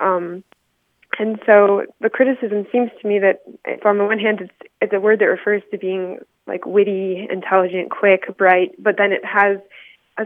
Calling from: Las Cruces, New Mexico, United States; I'm calling from Las Cruces, New Mexico

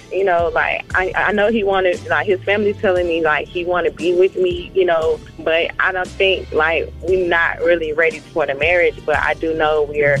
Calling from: Atlanta, Georgia, United States; I'm calling from Atlanta.

